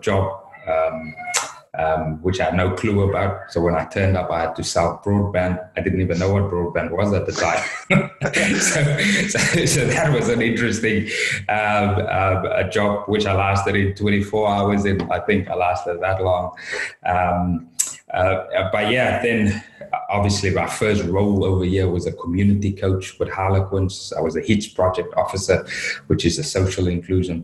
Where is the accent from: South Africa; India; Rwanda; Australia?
South Africa; moved away as an adult; now in United Kingdom; obviously born and raised in South Africa, been over in the UK since 23, so left South Africa at 23